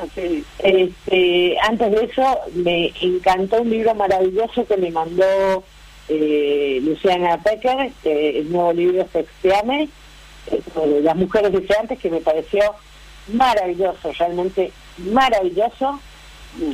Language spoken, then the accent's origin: Spanish; Cuyo, Argentina; moved away; also born or lived in Córdoba; soy cuyana